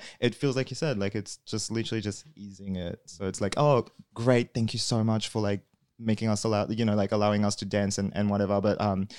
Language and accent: English; New Caledonia; first language French; English is a second language; moved away as an adult; now in Australia; So I was born in New Caledonia. Tiny island next to fucking between Australia and New Zealand, I guess. It's French.